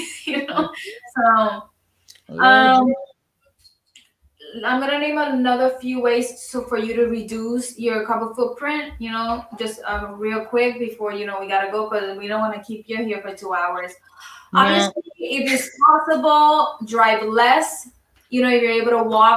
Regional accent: Puerto Rico; moved away; I grew up in Puerto Rico

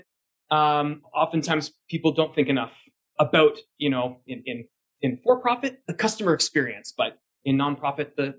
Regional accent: Canada; as a Canadian citizen myself

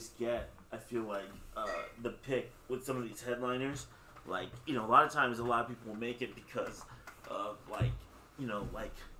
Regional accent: Plano, Texas, United States; I grew up in Plano

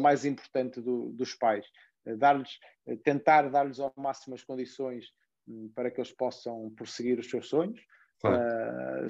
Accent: Portugal; nós em Portugal

